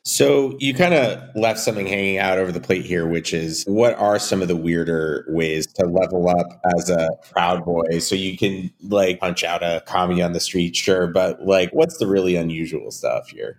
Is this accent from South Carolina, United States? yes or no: no; California, United States; I grew up in California